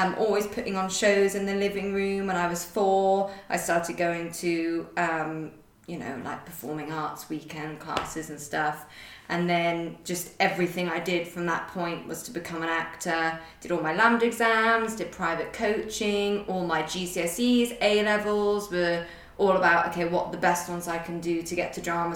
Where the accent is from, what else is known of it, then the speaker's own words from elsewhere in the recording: United Kingdom; moved away as an adult; now in London, United Kingdom; I'm from the Cotswolds